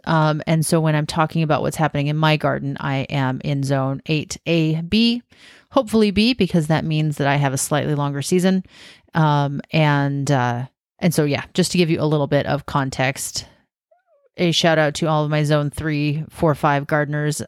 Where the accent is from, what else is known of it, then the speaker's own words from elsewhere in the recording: Washington, United States; also born or lived in South Carolina / Southern California / Western Oregon; now in Oregon, United States; I grew up in Washington